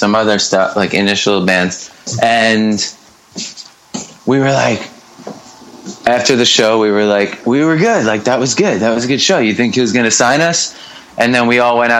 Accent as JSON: {"language": "English", "town": "Merrick", "region": "New York", "country": "United States", "tie": "born or raised there", "said": "I was born and raised in a town called Merrick, which is about 25 miles. It's on the south shore of Long Island"}